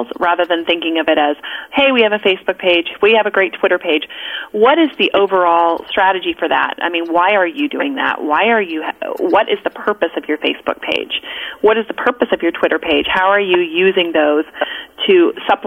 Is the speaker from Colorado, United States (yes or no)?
yes; Colorado, United States; I grew up in Colorado.